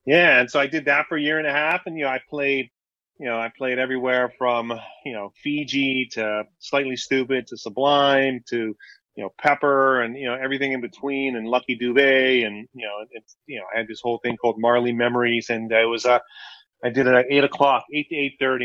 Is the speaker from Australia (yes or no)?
no; Hawaii, United States; I grew up in Hawaii